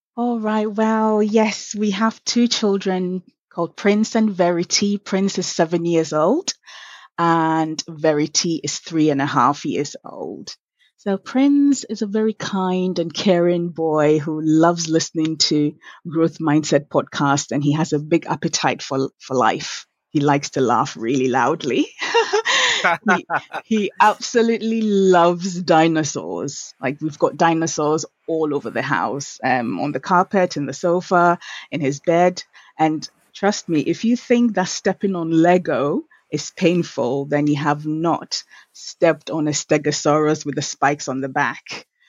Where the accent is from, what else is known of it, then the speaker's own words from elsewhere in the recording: Accra, Greater Accra, Ghana; I was born in 1982 at Legon Hospital. And um, I grew up in Accra Central